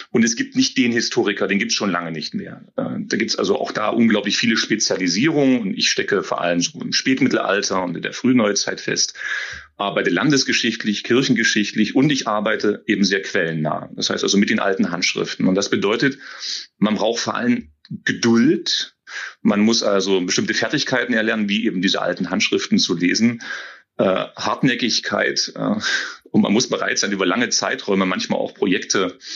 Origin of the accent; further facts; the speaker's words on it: Saxony-Anhalt, Germany; Oh, ich komme durchaus aus der Region, das ist die Region um Querfurt, ähm, einem Dorf